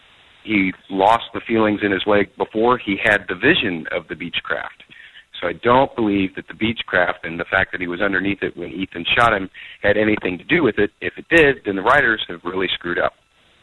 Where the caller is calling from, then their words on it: St. Louis, Missouri, United States; I'm from St. Louis.